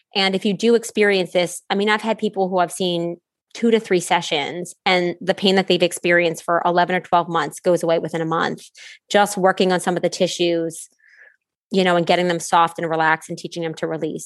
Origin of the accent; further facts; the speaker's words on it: New Orleans, Louisiana, United States; being from New Orleans, I say it different than Y'all in Connecticut